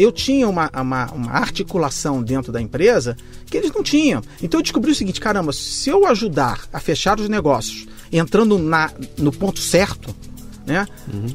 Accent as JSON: {"language": "Portuguese", "region": "Rio de Janeiro", "country": "Brazil", "also_born_or_lived": "Manaus / New York", "moved": "as an adult"}